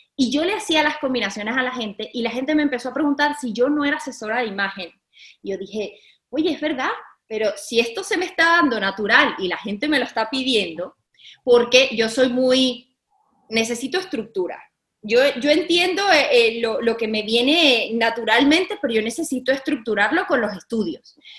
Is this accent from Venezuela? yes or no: yes; Caracas, Capital District, Venezuela; yo me, sentía varguense, aunque yo soy caraqueña